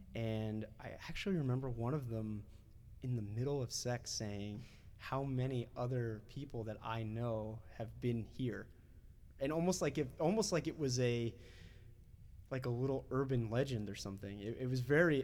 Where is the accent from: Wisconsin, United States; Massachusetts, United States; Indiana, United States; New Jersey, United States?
New Jersey, United States; moved away as an adult; also born or lived in Washington, D.C.; I'm 18 years old and I'm this kid from New Jersey who's living in DC now